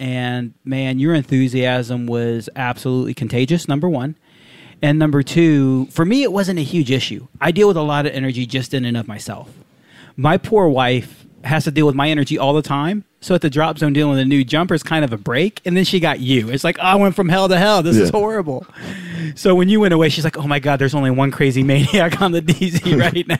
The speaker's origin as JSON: {"language": "English", "country": "United States", "said": "I'm the American version of hyper"}